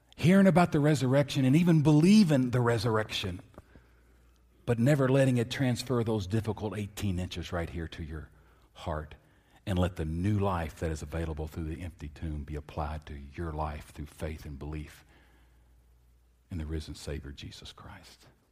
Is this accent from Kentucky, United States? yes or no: yes; Lexington, Kentucky, United States; I grew up in Lexington, Kentucky